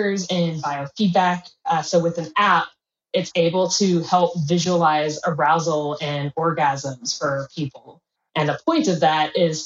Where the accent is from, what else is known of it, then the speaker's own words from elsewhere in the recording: Bay Area, California, United States; also born or lived in Midwest, United States; I'm from the Midwest in the United States initially, and moved over to California early on in my childhood. So I was in the Bay Area